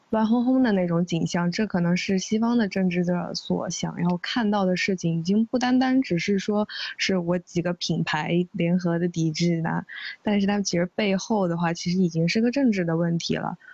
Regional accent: China; moved away as an adult; 我们中国人

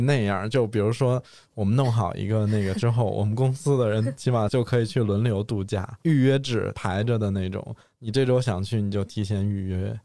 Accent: Beijing, China; 我也算是在大城市出生的孩子嘛嗯。但是其实我们家是在北京比较郊区的地方

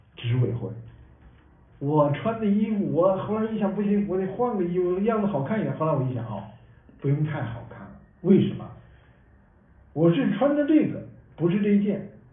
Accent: China; also born or lived in United States; 我们中国人

